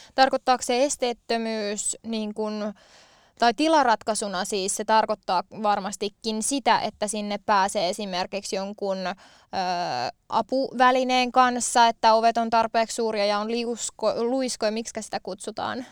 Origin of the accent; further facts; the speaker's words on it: Valkeakoski, Pirkanmaa, Finland; now in Tampere, Finland; olen harrastanut lapsena esimerkiksi kansantanssia, eli sitä on ainakin 90-luvun Valkeakoskella ollut mulle mahdollista harrastaa